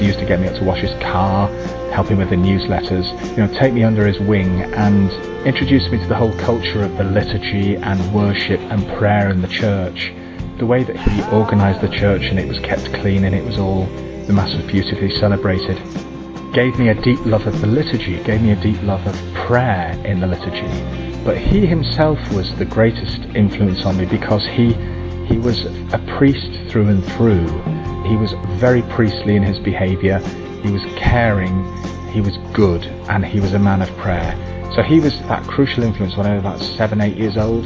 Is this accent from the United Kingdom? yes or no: yes; England, United Kingdom; I'm a priest from England